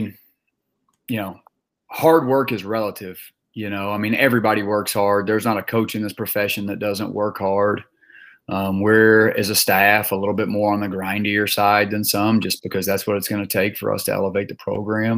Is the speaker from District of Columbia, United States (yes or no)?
no; Memphis, Tennessee, United States; moved away; growing up in Memphis, Tennessee